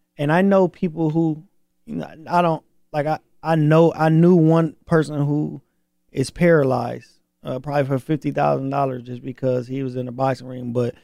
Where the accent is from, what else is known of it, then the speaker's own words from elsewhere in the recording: Flint, Michigan, United States; But until then, you know, I'm from Flint. You know, I'm from Michigan.